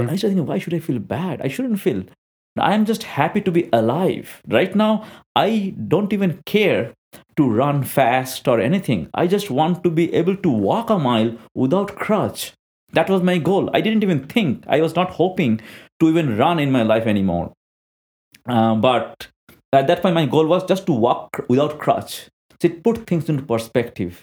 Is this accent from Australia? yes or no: no; India; I'm an Indian national.